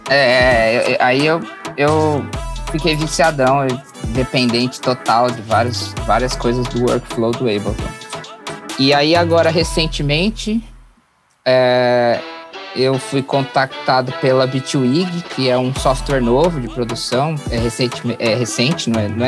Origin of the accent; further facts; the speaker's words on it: Piracicaba, São Paulo, Brazil; also born or lived in São Roque; eu sou de São Roque, interior de São Paulo, mas eu, minha família mudou pra Piracicaba depois. Então meio que sou de Piracicaba.